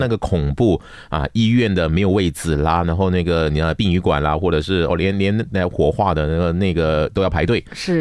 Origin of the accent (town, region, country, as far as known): Malaysia